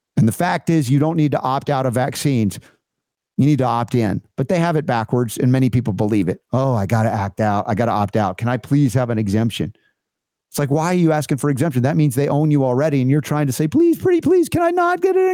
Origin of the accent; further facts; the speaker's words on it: Atlanta, Georgia, United States; I grew up in Atlanta